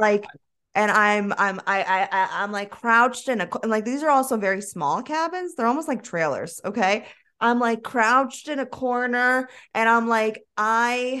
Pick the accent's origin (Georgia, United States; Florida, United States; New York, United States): Florida, United States; I'm from Florida